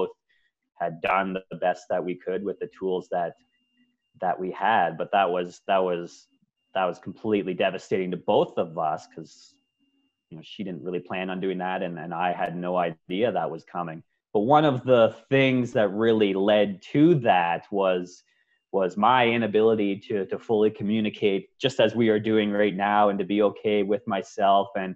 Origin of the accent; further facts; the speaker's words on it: Ontario, Canada; moved away as an adult; also born or lived in Victoria, British Columbia; now in Vancouver, Canada; I'm originally from Ontario